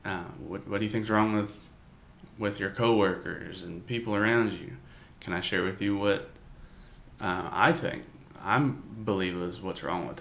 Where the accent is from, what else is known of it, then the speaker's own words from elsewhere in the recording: the South, United States; growing up in the South